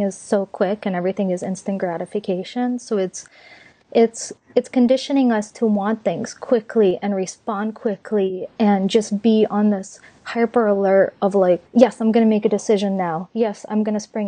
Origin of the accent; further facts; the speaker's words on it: Russia; moved away; I grew up in Russia, and there was no food in Russia when I was six